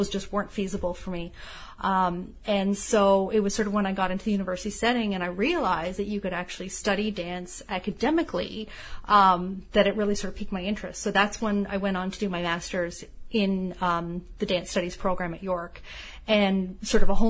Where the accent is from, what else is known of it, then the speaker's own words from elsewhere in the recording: Toronto, Ontario, Canada; I grew up in Toronto